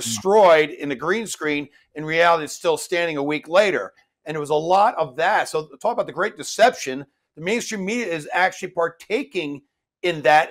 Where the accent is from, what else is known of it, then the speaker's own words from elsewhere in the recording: New York, United States; I'm a New Yorker